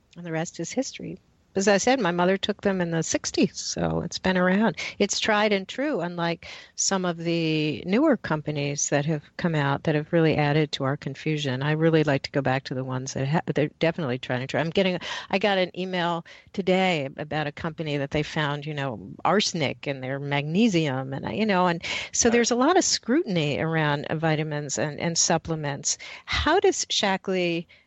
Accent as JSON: {"language": "English", "town": "New York City", "region": "New York", "country": "United States", "tie": "born or raised there", "said": "I grew up in Manhattan"}